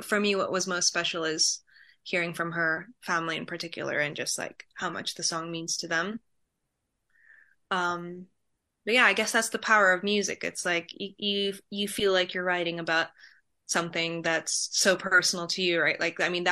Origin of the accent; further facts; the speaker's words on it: Poland; moved away; I'm from Poland.